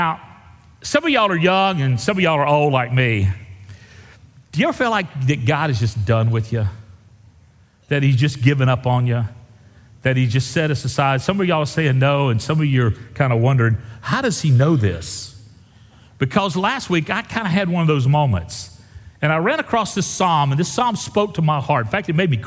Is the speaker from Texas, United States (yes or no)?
yes; Wimberley, Texas, United States; I'm from Wimberley